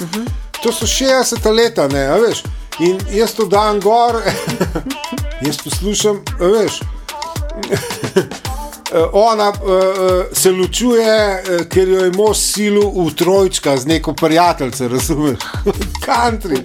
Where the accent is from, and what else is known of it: Slovenia